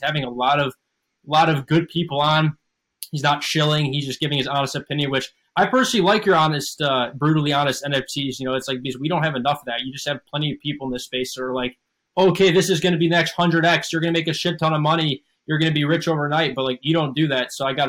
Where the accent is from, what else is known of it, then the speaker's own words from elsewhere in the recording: Charleston, South Carolina, United States; I'm actually from Charleston, South Carolina.